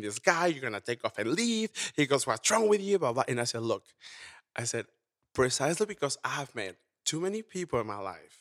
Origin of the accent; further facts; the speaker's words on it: Mexico; also born or lived in Houston; now in Las Vegas, United States; I was born and raised in Mexico.